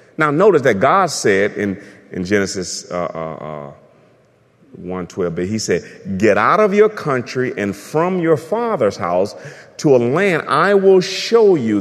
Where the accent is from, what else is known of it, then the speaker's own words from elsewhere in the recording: United States; I'm an American